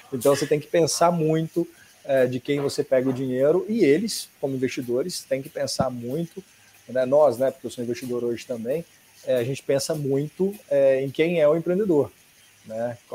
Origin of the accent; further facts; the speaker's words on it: Cuiabá, Mato Grosso, Brazil; now in São Paulo, Brazil; Quando eu vim para São Paulo, eu vim de Cuiabá, Mato Grosso, para São Paulo.